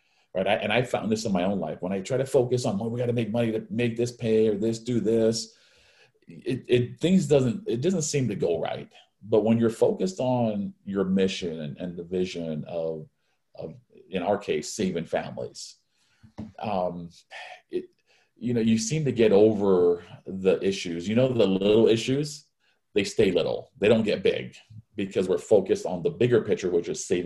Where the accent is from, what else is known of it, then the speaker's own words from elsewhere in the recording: Hawaii, United States; I was born and raised in Hawaii